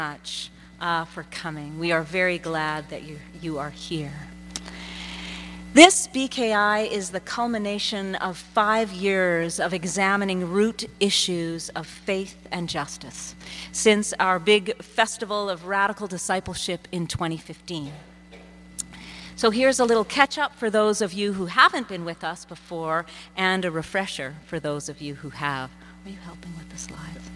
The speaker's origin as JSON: {"language": "English", "town": "Saskatoon", "region": "Saskatchewan", "country": "Canada", "tie": "born or raised there", "moved": "yes", "said": "in Saskatoon, my hometown"}